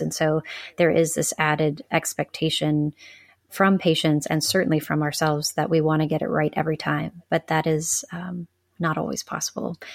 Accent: the South, United States; I grew up in the South.

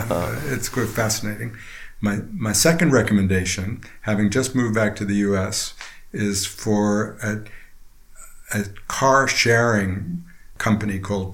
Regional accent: Princeton, New Jersey, United States; Just outside Princeton, New Jersey.

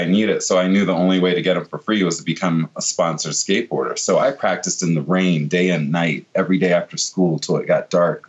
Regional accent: Virginia Beach, Virginia, United States; I grew up in Virginia Beach in Norfolk, Virginia area

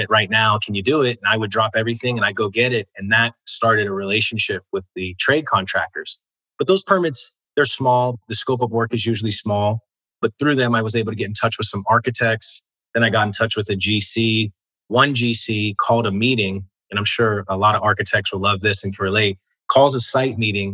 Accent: Maryland, United States; moved away as an adult; also born or lived in Miami / DC Metropolitan area; I'm from Maryland.

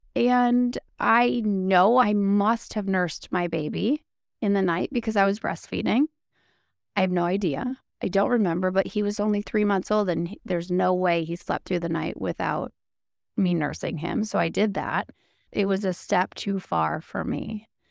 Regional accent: Wisconsin, United States; also born or lived in Green Bay, Wisconsin; I'm from Wisconsin, and so Wisconsin is like known for beer

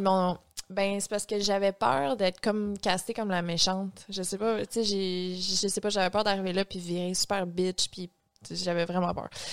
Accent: Saint-Léandre, Quebec, Canada; j'avais comme 14 ans, puis je viens de Saint-Léandre, qui est un petit village à côté de Matane.

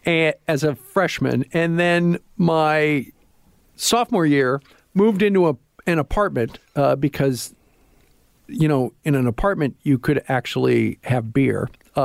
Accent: Iowa, United States; Didn't really like that, even though I'm from Iowa, because the station was owned by Iowa State University

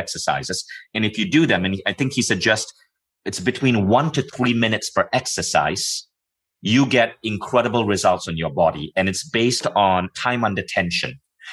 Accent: Malaysia; moved away; I grew up in Malaysia

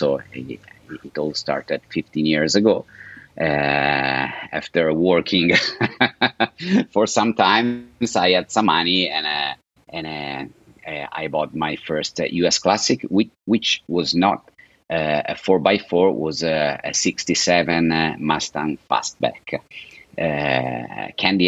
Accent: Italy; English is a second language; moved away as an adult; also born or lived in California, United States / Lake Como, Italy; now in Florida, United States; I was born in Italy, and from an Italian father. My father is from Naples, and my mother is Swedish

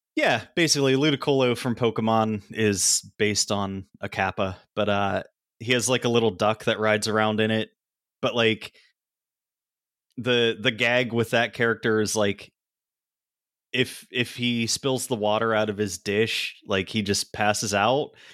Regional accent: Pennsylvania, United States; I grew up in Pennsylvania

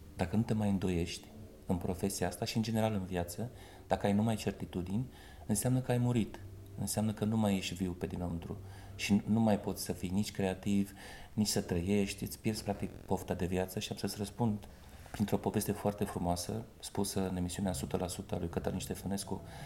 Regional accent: Botoșani, Botoșani County, Romania; accent: Moldavian; moved away as an adult; now in Bucharest, Romania; dulcele grai moldovenesc, așa, că sunt din Botoșani

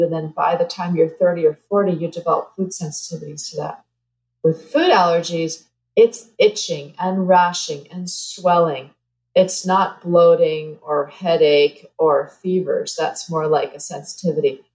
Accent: New Jersey, United States; moved away; I grew up in New Jersey

